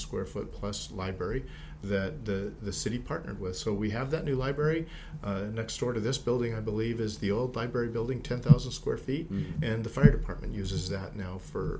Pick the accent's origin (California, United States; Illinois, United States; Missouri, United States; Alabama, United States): California, United States; Whittier; now in Diamond Bar, United States; I grew up in Whittier.